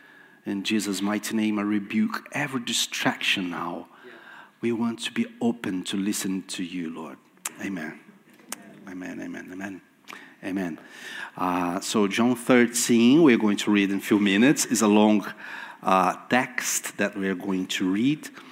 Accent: Brazil; first language Portuguese; English is a second language; moved away; I was in Brazil in December preaching in my mother tongue, in Portuguese.

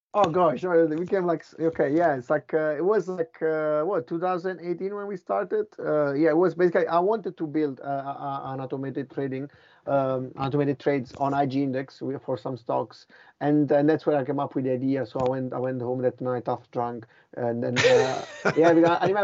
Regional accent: Italy; moved away as an adult; also born or lived in Finland / Boston / London; I'm from Italy

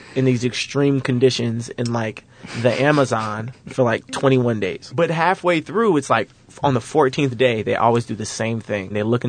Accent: Kansas City, Missouri, United States; I grew up in Kansas City.

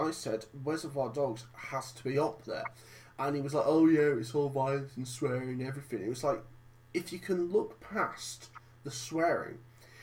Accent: Cockermouth, North West England, United Kingdom; back in my hometown of Cockermouth

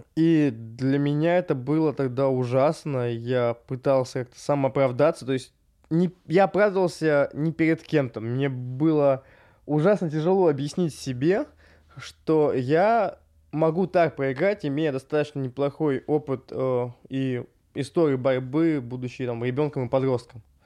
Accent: Rybinsk, Yaroslavl Oblast, Russia; moved away; я из Рыбинска

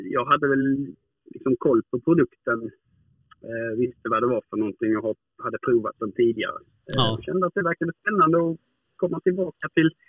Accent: Hudaröd, Skåne, Sweden; sen nu är jag uppvuxen uppe i Hudaröd, heter det.

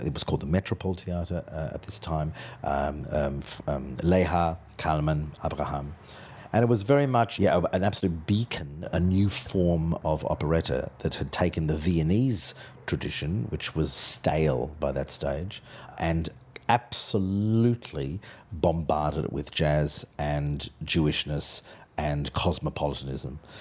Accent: Australia; moved away; my Australianness makes my productions different from, from European directors

